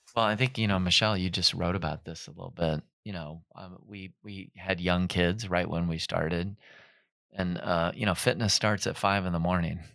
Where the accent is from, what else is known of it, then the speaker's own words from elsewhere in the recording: Minnesota, United States; moved away as an adult; also born or lived in Encino, California; now in Pasadena, United States; I'm from Minnesota originally